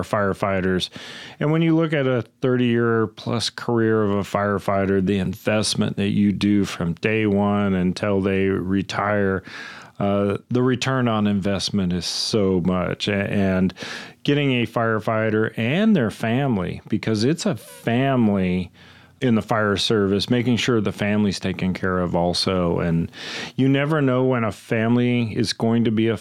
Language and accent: English; Kern County, California, United States; I come from Kern County